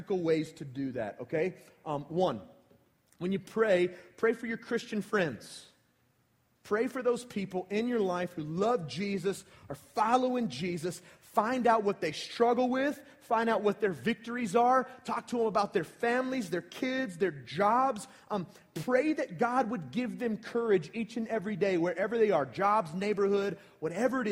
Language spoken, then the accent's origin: English; United States; I'm from Paulding County.